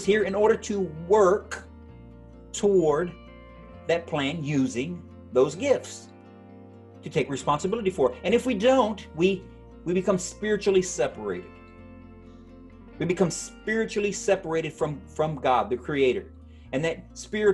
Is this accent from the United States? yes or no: yes; United States; we are an American people